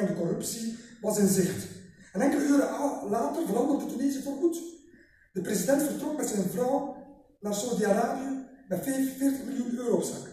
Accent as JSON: {"language": "Dutch", "town": "Ostend", "region": "Flanders", "country": "Belgium", "tie": "born or raised there", "said": "ik ben geboren in Oostende"}